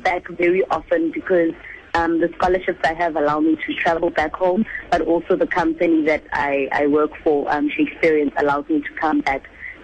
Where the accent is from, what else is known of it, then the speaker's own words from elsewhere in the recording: Johannesburg, Gauteng, South Africa; I'm a girl from Edlamini One, and I grew up and went to schools in Soweto